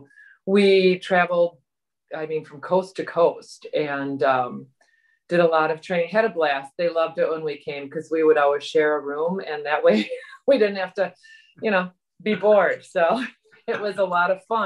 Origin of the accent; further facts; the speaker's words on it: Wauwatosa, Wisconsin, United States; I grew up in Wauwatosa and went to St. Joe's in Wauwatosa